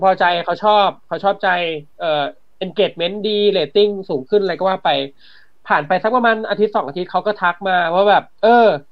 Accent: Samut Prakan, Thailand; ผมอยู่สมุทรปราการใช่ไหมผมเป็นคนสมุทรปราการ

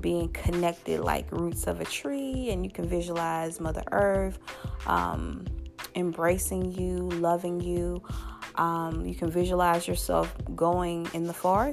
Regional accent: Louisiana, United States; Louisiana, my home state

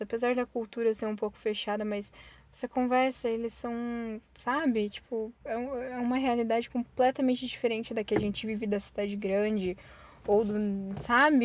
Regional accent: Curitiba, Paraná, Brazil; a gente sendo curitibano

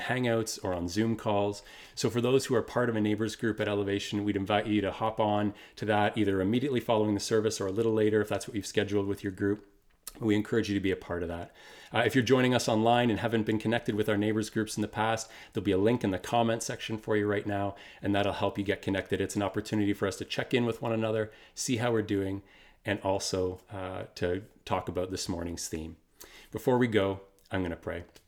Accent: Kitchener, Ontario, Canada; also born or lived in Waterloo; We moved from Waterloo to Kitchener

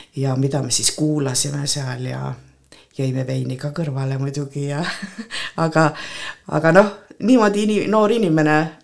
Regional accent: Kohtla-Järve, Ida-Viru County, Estonia; now in Põltsamaa, Estonia; ma sündisin Kohtla-Järvel

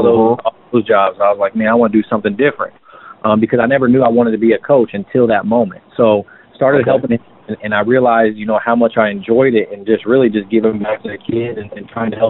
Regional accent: Greensburg, Indiana, United States; I'm actually from about 45 minutes south of Indy, Greensburg, Indiana. And I grew up there my whole life

